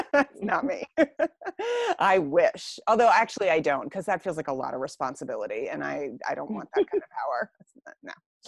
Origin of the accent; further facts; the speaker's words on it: Pittsburgh, Pennsylvania, United States; So I grew up in Stanton Heights.